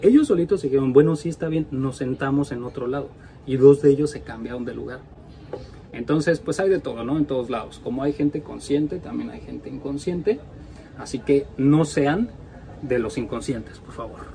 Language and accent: Spanish; Mexico; now in Norway; somos dos mexicanos que vivimos en Noruega